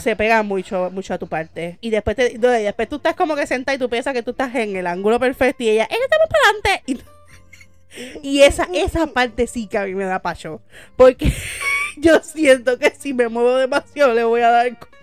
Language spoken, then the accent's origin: Spanish; San José, Puerto Rico; yo soy de San José